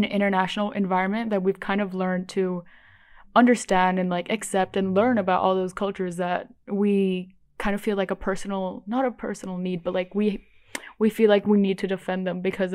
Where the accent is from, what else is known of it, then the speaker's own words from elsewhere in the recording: Bali, Indonesia; I pretty much grew up in Indonesia. Like, I've lived here for my entire life in Bali.